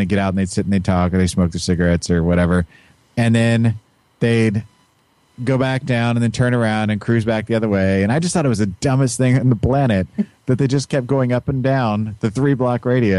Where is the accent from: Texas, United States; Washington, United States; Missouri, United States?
Missouri, United States; Kansas City; I grew up in Kansas City. It's a metropolitan area. I lived on the state line.